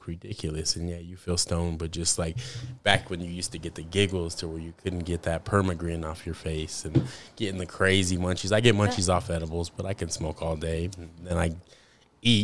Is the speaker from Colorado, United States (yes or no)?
yes; Denver, Colorado, United States; I myself originate from Colorado, born and raised, always lived Mile High, stayed a Mile High